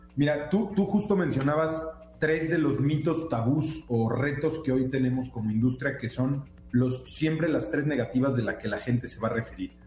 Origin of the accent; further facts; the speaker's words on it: Mexico; nosotros como mexicanos